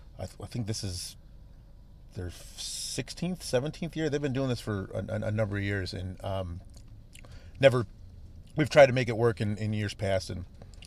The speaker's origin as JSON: {"language": "English", "town": "Riverside", "region": "Illinois", "country": "United States", "said": "I'm from Riverside."}